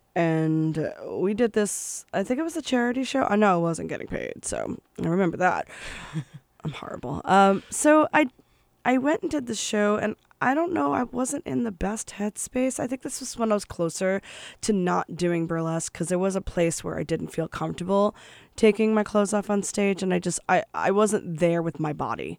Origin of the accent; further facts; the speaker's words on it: New Jersey, United States; growing up in New Jersey